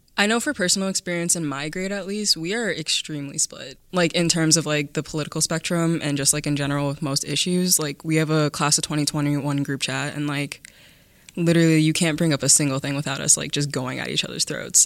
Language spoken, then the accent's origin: English; Cedarburg, Wisconsin, United States; I moved into the Cedarburg School District when I was in fourth grade, so I've been here since then.